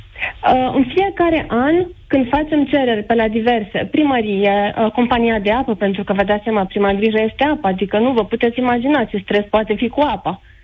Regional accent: Oradea, Bihor County, Romania; eu sunt din Oradea

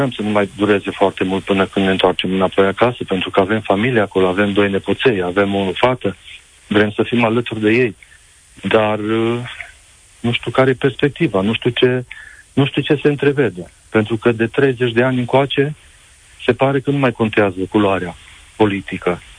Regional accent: Romania; now in Spain; Sunt unul din acei români

